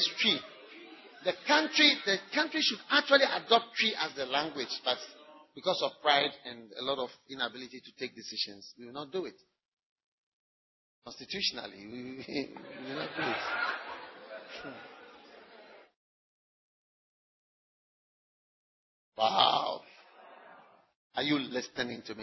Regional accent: Ghana; first language English

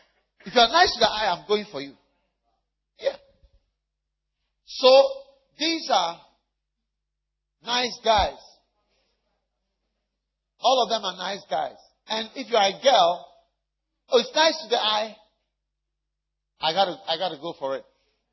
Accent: Switzerland; now in United States; because I come from Switzerland also.

